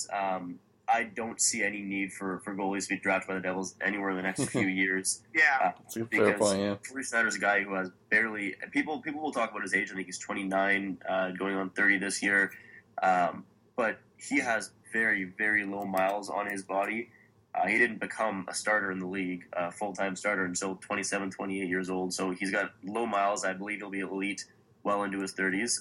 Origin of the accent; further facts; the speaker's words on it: London, Ontario, Canada; I'm from London